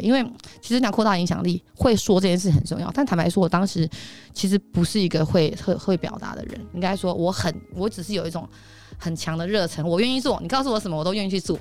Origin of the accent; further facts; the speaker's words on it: Taipei, Taiwan; 我台北人